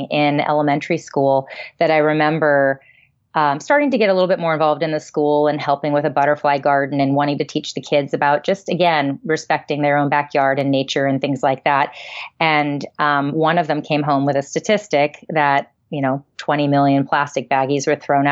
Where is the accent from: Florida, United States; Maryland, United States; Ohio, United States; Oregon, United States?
Maryland, United States; I grew up in Maryland